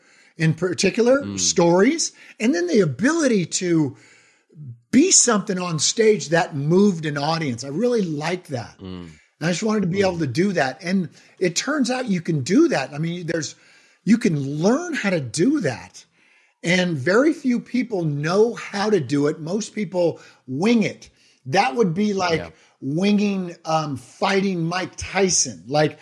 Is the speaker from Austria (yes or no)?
no; Ireland; I'm Irish.